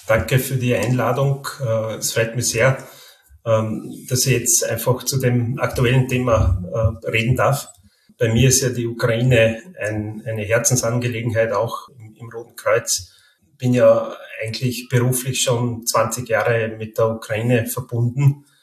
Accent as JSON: {"language": "German", "region": "Carinthia", "country": "Austria", "tie": "born or raised there", "lives_now": "Vienna, Austria", "said": "Also ich bin gebürtiger Kärntner, aber schon seit 20 Jahren jetzt in Wien ansässig. Also ich komme quasi aus dem Grenzgebiet äh, in Kärnten, wo, ich dann auch zweisprachig aufgewachsen bin"}